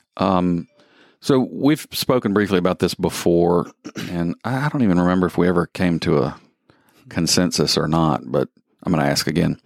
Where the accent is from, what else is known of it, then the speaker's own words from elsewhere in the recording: the South, United States; moved away; I grew up in the South